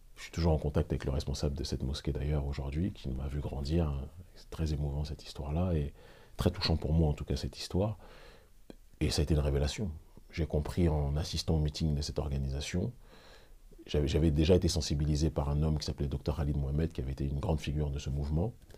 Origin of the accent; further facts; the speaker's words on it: Île-de-France, France; moved away as an adult; also born or lived in Benin; Je suis né en France et je ne le renierai jamais